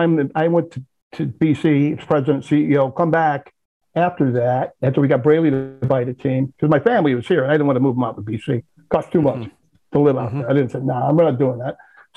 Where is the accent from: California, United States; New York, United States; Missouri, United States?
New York, United States; moved away; when I said I was from New York.